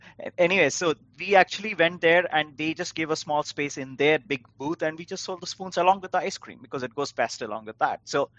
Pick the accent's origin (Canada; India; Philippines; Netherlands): India; now in United States; When I came to US from India in the first few years, I was like, why are the stores so huge?